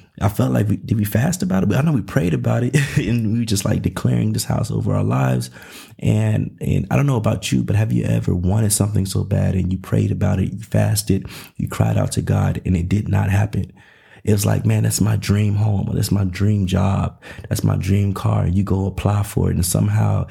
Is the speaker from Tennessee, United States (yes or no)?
yes; Nashville, Tennessee, United States; also born or lived in Los Angeles, California / Covina, California; now in Dallas, United States; I'm originally from Nashville, Tennessee.